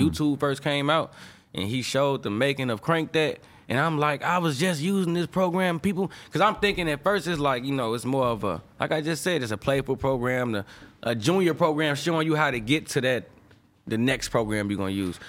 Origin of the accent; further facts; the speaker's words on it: St. Louis, Missouri, United States; moved away as an adult; also born or lived in Chicago; I'm from Saint Louis, fool. Like, where I'm from, high school, not even a necessity